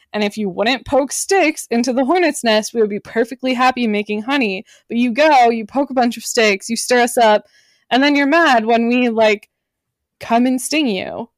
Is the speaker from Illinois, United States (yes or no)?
no; Pittsburgh, Pennsylvania, United States; I was born in Pittsburgh, Pennsylvania